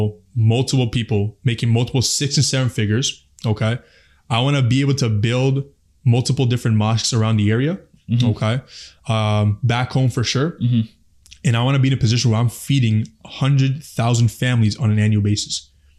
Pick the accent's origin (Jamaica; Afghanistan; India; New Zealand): Afghanistan; And I'm from Afghanistan. We all know what's happening back home.